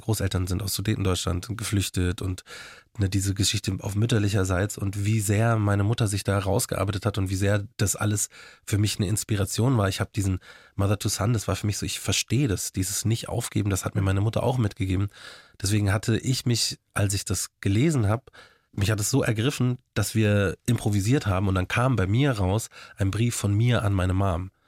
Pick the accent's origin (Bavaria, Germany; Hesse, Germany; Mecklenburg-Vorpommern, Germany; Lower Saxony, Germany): Bavaria, Germany; Markt Schwaben; accent: Bavarian; also born or lived in Munich; geboren bin ich in München und dann nach, bin ich in McDrum aufgewachsen